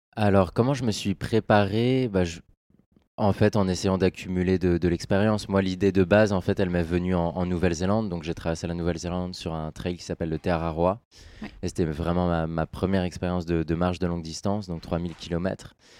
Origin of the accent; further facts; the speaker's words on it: Orléans, Centre-Val de Loire, France; je suis né dans la Beauce